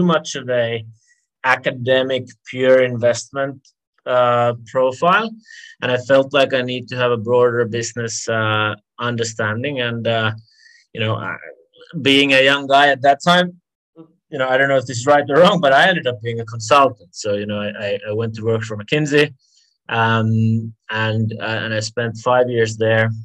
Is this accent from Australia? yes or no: no; Finland; moved away as an adult; also born or lived in London; now in Singapore; I'm from Finland originally, and I grew up there.